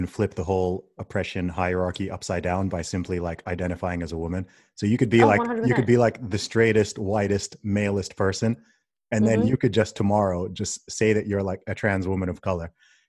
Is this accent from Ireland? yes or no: no; Saudi Arabia; also born or lived in England; I mean, I was born in England, grew up in Saudi Arabia. My family's from Nigeria.